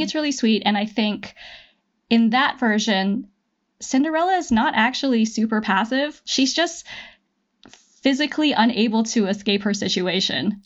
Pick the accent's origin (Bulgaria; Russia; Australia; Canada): Canada; I am Canadian